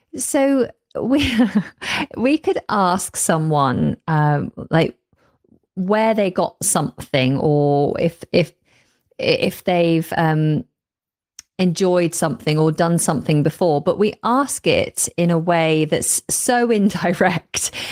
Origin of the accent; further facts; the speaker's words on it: the north of England, United Kingdom; moved away as an adult; now in London, United Kingdom; I actually hail from the north of England, but have been living for over a decade now down in London.